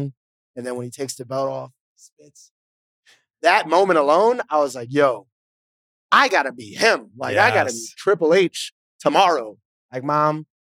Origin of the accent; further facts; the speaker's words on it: Alexandria, Virginia, United States; moved away as an adult; also born or lived in Maryland; now in Las Vegas, United States; I was born in Maryland originally, and I grew up in Alexandria, Virginia